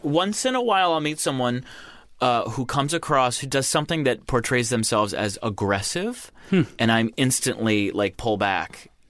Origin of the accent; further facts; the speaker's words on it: Michigan, United States; moved away; I'm from in my home state of Michigan.